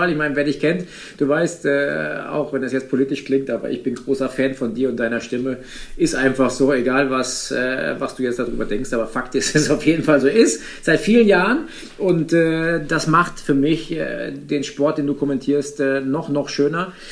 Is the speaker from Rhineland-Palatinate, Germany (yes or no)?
yes; Rhineland-Palatinate, Germany; die Nordschleife hat halt einfach seinen besonderen Heiz, Reiz. Plus, dass meine Heimat ist, plus dass ich schon mal gewinnen durfte da oben.